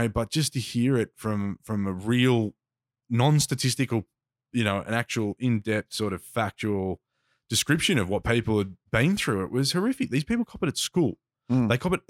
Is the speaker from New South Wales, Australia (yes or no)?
no; Box Hill, Victoria, Australia; I congregated with dudes I grew up with in Box Hill who listen to hip hop